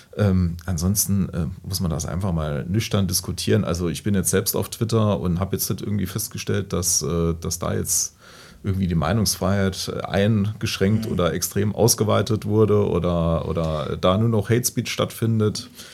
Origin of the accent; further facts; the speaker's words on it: Hasborn, Saarland, Germany; ich komme ja aus Hasborn